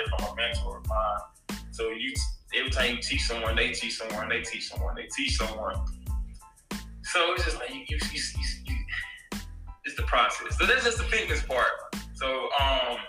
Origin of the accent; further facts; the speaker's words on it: Jackson, Mississippi, United States; moved away as an adult; now in Tampa, United States; I'm a man from Jackson, Mississippi. You know, I was rooted there.